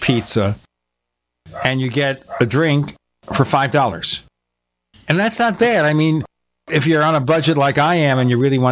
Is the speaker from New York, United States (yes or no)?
yes; New York City, New York, United States; I'm from Brooklyn